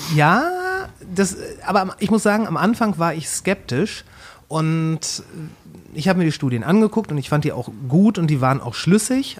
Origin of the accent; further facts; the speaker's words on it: Kamen, North Rhine-Westphalia, Germany; also born or lived in Ruhr area; now in Bochum, Germany; aufgewachsen bin ich in der kleinen Mittelstadt Kamen